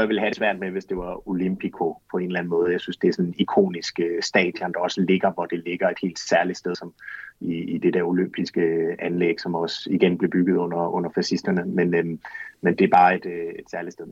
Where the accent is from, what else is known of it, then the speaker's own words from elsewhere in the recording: Aarhus, Central Denmark Region, Denmark; moved away as an adult; also born or lived in Florence, Italy; Jeg kommer selv fra Aarhus